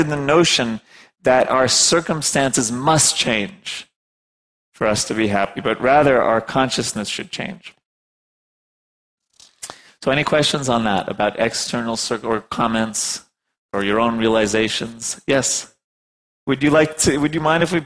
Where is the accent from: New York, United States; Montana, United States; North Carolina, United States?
New York, United States; I'm from New York